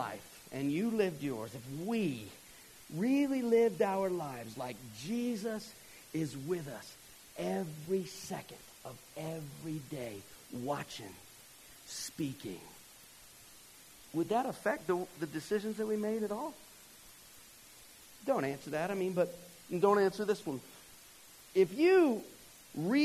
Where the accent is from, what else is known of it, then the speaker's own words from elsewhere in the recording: Georgia, United States; moved away; I'm from Georgia